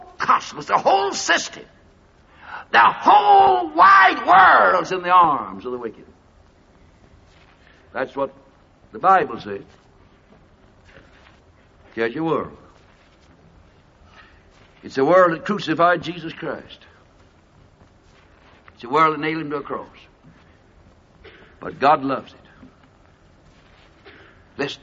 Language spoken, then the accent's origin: English; United States; I'm speaking as an American preacher